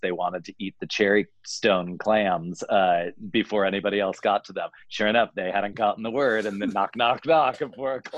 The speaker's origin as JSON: {"language": "English", "region": "New Jersey", "country": "United States", "tie": "born or raised there", "moved": "yes", "lives_now": "California, United States", "said": "the East Coast color and sensibility that I have from growing up in New Jersey"}